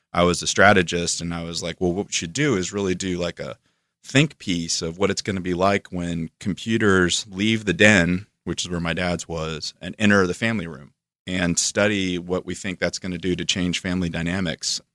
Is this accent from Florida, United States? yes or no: yes; Florida, United States; moved away as an adult; also born or lived in Atlanta / New York; I'm from Florida, so I come from the swamp and then Atlanta was a step up from that, and then New York was a step up from